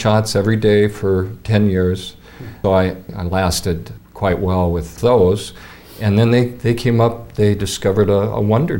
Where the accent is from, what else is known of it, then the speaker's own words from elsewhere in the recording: Seattle, Washington, United States; moved away as an adult; also born or lived in Fairfield, Iowa; now in Coralville, United States; I was born in Seattle. I was raised on the West Coast. And, of course, I came to Fairfield with everybody else in the late 70s.